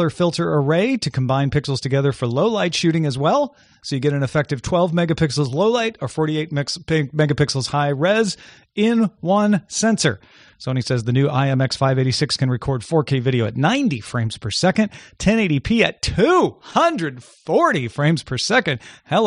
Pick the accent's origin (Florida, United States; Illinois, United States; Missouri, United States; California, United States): Missouri, United States; St. Louis; my hometown paper, the St. Louis Post-Dispatch